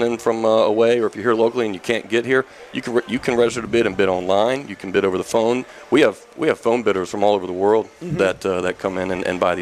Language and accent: English; East Coast, United States; I grew up on the East Coast